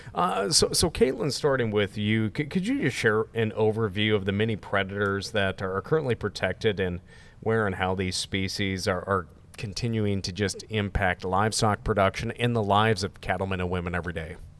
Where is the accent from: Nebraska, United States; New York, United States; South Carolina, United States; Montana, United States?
Montana, United States; I'm from Montana